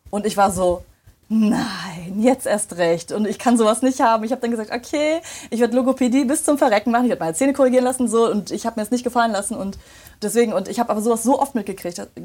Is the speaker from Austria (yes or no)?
no; Remscheid, North Rhine-Westphalia, Germany; So, ich habe mich vorgestellt, habe gesagt, hi … ich komme aus Remscheid und so und so, ne?